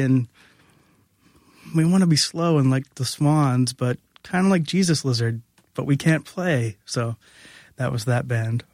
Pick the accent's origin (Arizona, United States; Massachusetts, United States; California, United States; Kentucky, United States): Massachusetts, United States; New Bedford; also born or lived in Providence, Rhode Island; I'm from New Bedford, Massachusetts